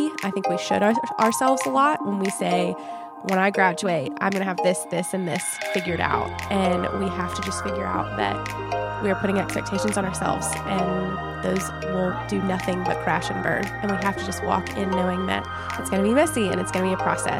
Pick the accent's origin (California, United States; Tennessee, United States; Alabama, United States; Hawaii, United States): Tennessee, United States; Nashville; now in Knoxville, United States; my husband and I just moved here to Knoxville from Nashville. We're originally from Nashville.